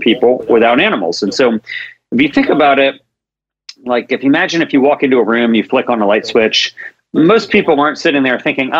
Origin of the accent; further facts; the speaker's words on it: Maryland, United States; now in Sacramento, United States; I grew up in Maryland, and so I live in Sacramento